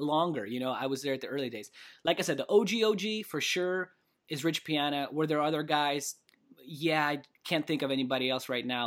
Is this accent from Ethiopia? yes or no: no; Kamchatka Krai, Russia; moved away; also born or lived in California; I was born in Kamchatka